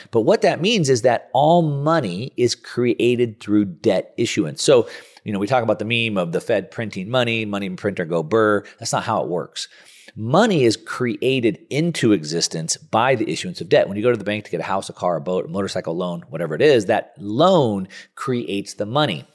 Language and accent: English; Southern California, United States; I'm a surfer from Southern California